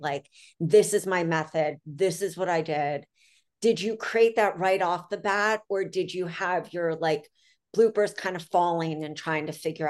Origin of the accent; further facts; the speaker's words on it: Philadelphia, Pennsylvania, United States; I grew up right downtown.